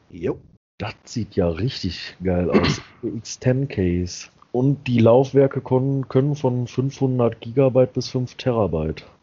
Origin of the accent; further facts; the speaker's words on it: Germany; Und dass ich aus Deutschland komme, das ist jetzt kein Geheimnis.